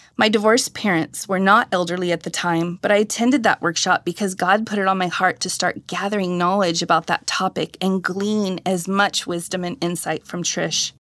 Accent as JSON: {"language": "English", "town": "Riverside", "region": "California", "country": "United States", "tie": "born or raised there", "also_born_or_lived": "Hampton, Tennessee / Santa Cruz, California", "said": "I moved from Hampton, Tennessee to Santa Cruz, California as a toddler"}